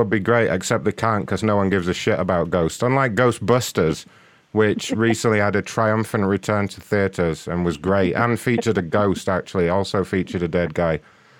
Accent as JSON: {"language": "English", "region": "London", "country": "United Kingdom", "moved": "yes", "lives_now": "United States", "said": "I'm from London originally, but I work for AMC now, so I live in America."}